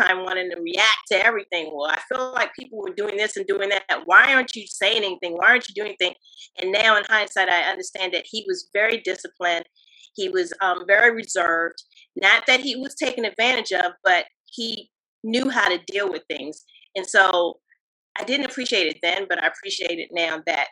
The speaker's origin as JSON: {"language": "English", "town": "Washington", "region": "District of Columbia", "country": "United States", "tie": "born or raised there", "said": "I grew up here in the DMV area, specifically Washington, D.C., Upper Northwest Washington, D.C."}